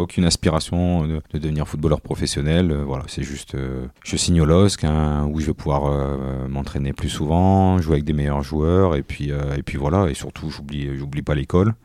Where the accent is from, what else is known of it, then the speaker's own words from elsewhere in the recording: Tourcoing, Hauts-de-France, France; je suis né à Tourcoing, j'étais un Tourquinois, donc j'habitais en face du stade Van de Vegat